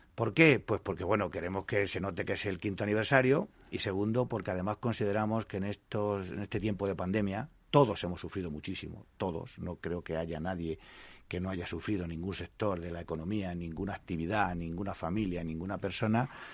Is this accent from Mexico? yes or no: no; Castile, Spain; en un pueblito pequeño de eh, la Castilla más profunda, desde la que yo soy eh, nativo